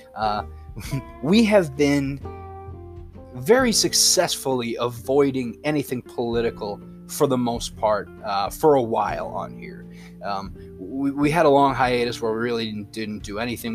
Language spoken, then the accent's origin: English; United States; I'm an American